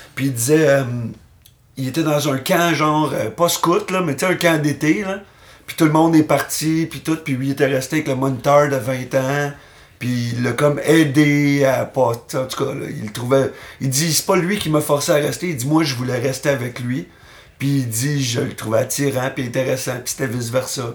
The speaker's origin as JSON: {"language": "French", "town": "Terrebonne", "region": "Quebec", "country": "Canada", "tie": "born or raised there", "lives_now": "Montreal, Canada", "said": "j'ai grandi à Terrebonne"}